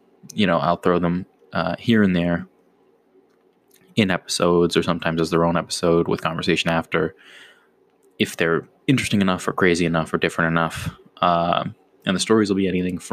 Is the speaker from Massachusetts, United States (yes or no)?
yes; Boston, Massachusetts, United States; I am Bostonian.